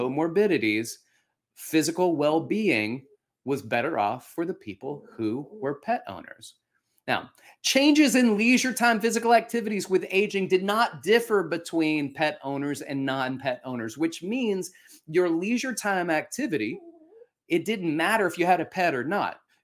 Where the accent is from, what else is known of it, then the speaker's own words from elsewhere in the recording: Alabama, United States; moved away; also born or lived in New York; when I grew up in Alabama